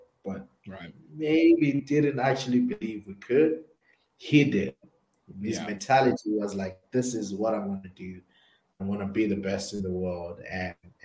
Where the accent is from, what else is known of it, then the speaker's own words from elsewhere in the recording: Zimbabwe; So we grew up together in Zimbabwe